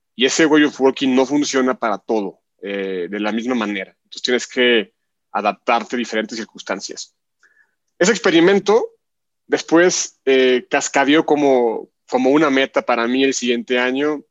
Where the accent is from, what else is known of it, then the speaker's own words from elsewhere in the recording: Guadalajara, Jalisco, Mexico; acá en México, en Guadalajara, donde yo nací precisamente.